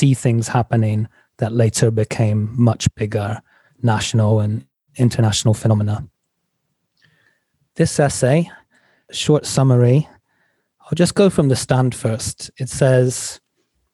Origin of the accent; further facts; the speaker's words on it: England, United Kingdom; now in United States; I grew up in England